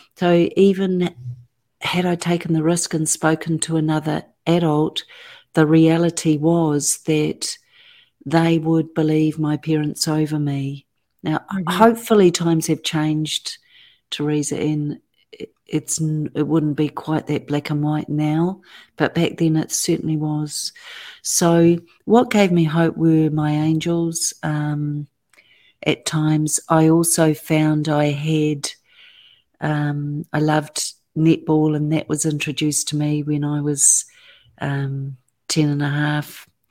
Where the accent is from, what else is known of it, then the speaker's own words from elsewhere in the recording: Auckland, New Zealand; I was born and raised in Auckland, New Zealand, and have lived there ever since.